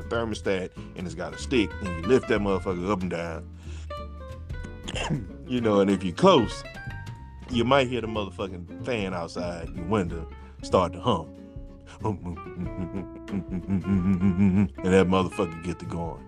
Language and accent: English; Louisiana, United States; I'm from Louisiana